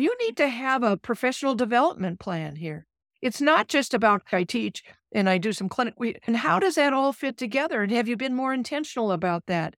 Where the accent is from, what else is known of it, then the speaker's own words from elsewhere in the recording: Minnesota, United States; moved away as an adult; also born or lived in Alabama / California / Nebraska; now in Omaha, United States; I'm from Minnesota